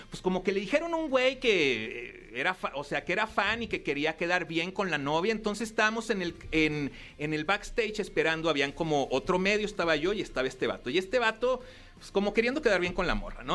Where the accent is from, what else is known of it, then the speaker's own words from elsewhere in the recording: Torreón, Coahuila, Mexico; also born or lived in Piedras Negras; yo soy de Torreón